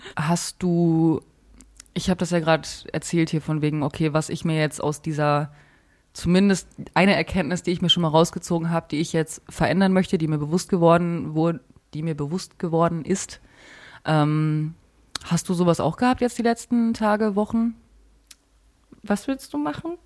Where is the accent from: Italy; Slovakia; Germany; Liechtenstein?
Germany; Bavaria; ich komme aus Bayern